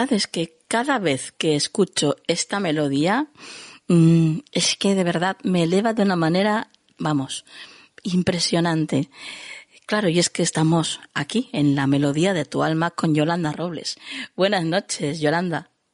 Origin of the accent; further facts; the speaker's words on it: Jerez de la Frontera, Andalusia, Spain; mi ciudad natal, a Jerez de la Frontera